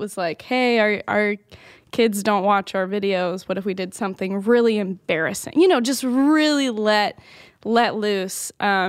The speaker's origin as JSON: {"language": "English", "region": "Louisiana", "country": "United States", "accent": "twang", "said": "I'm from Louisiana."}